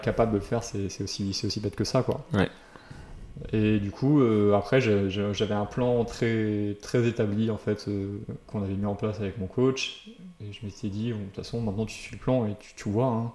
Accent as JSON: {"language": "French", "town": "Royan", "region": "Nouvelle-Aquitaine", "country": "France", "moved": "yes", "said": "chez moi à Royan"}